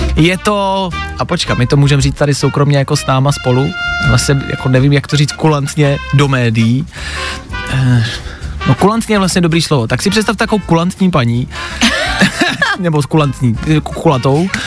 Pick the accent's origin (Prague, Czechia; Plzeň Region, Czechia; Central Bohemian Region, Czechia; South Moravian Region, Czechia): Plzeň Region, Czechia; Plzeň; u nás v Plzni